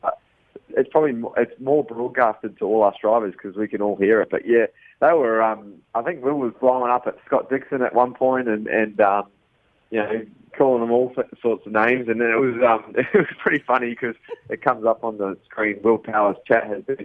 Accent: New Zealand; as a Kiwi

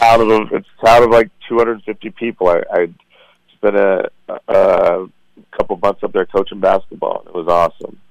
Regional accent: Cheyenne, Wyoming, United States; moved away as an adult; also born or lived in Phoenix / Las Vegas / Los Angeles; now in Denver, United States; growing up in Cheyenne

